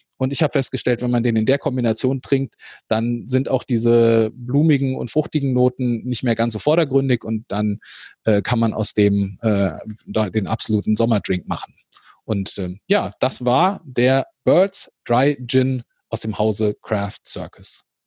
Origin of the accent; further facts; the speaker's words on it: Hesse, Germany; als Hesse